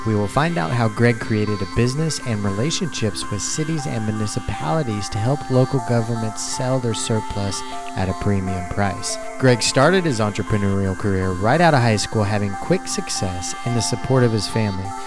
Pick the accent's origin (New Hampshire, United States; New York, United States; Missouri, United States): Missouri, United States; I grew up in Missouri